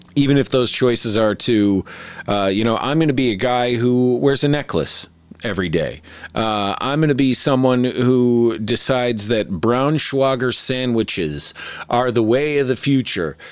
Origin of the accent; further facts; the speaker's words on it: Michigan, United States; I grew up in Michigan